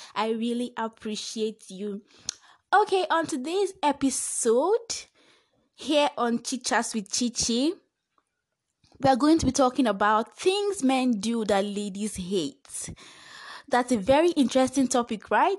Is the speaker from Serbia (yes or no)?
no; Nigeria; I am Nigerian